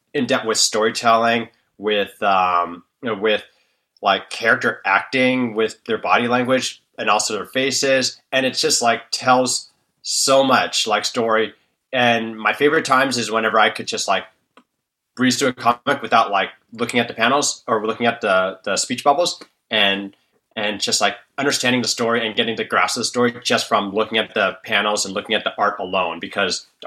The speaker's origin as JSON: {"language": "English", "area": "Bay Area", "region": "California", "country": "United States", "tie": "born or raised there", "said": "I was born and raised in the Bay Area of California."}